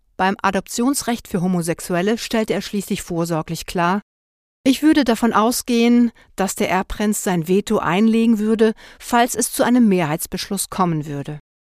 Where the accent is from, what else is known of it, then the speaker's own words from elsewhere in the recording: Liechtenstein; moved away; Ich als im Ausland lebende Liechtensteinerin